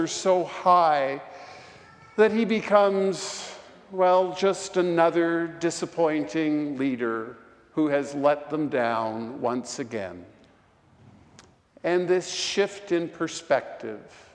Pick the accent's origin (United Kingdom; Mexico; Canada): Canada; Vancouver, British Columbia; now in Portland, United States; my hometown of Vancouver